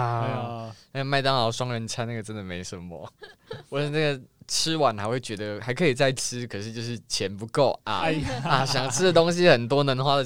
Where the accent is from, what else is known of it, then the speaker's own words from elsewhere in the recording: Taipei, Taiwan; 我就台，我就天龙国人。